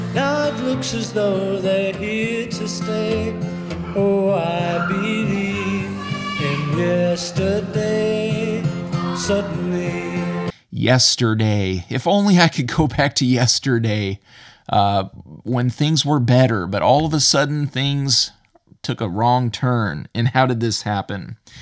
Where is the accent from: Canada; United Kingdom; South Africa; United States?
United States; now in Ireland; as an American living in Ireland